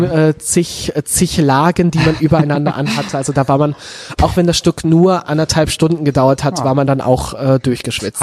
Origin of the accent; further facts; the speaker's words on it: Münsterland, North Rhine-Westphalia, Germany; ich bin in Münzland aufgewachsen